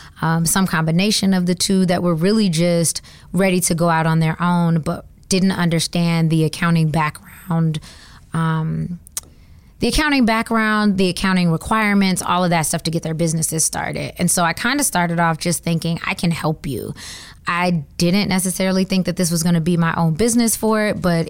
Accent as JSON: {"language": "English", "region": "Georgia", "country": "United States", "also_born_or_lived": "Atlanta, Georgia", "moved": "as an adult", "lives_now": "Washington, DC, United States", "said": "I am from Georgia"}